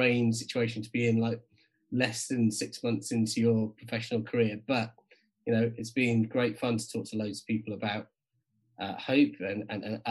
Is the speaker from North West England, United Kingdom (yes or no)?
no; South Wales Valleys, United Kingdom; also born or lived in Cardiff / South West England / Newcastle; now in North East England, United Kingdom; I grew up in the South Wales Valleys and then just outside Cardiff